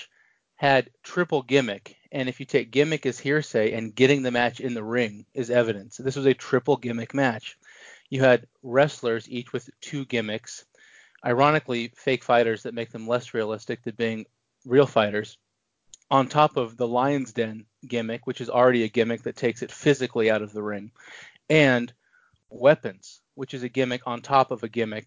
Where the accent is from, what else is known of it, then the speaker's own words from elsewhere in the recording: Portland, Oregon, United States; my hometown of Portland, Oregon